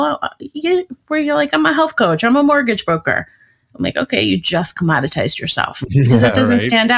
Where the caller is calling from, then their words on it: Arlington Heights, Illinois, United States; I'm just outside of Chicago, about a half hour outside.